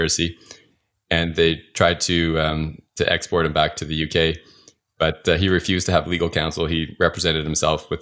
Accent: Calgary, Alberta, Canada; moved away; I went back to Calgary. I tried to find a job. I'm from Calgary originally

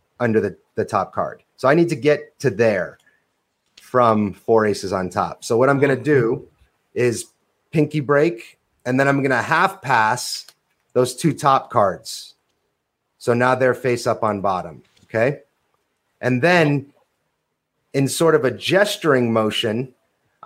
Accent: New Hampshire and Vermont, New England, United States; moved away as an adult; also born or lived in Covington, Louisiana; I come from New Hampshire and Vermont

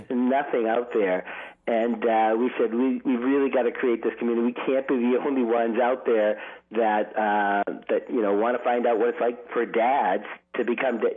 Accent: Boston, Massachusetts, United States; moved away as an adult; also born or lived in New York City; At the time, we were living in New York City, mm-hmm. um, and uh, I'm from Boston

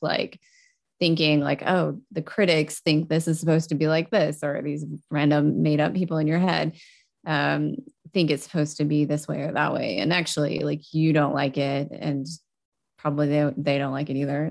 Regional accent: Texas, United States; moved away; also born or lived in Europe; I grew up in Texas

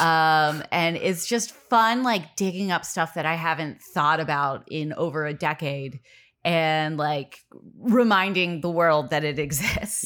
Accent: Los Angeles, California, United States; born and raised in Los Angeles

